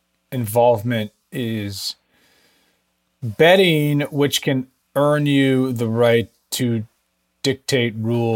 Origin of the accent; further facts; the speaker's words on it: San Francisco, California, United States; now in Los Angeles, United States; Because I'm from San Francisco, so I went with the local team.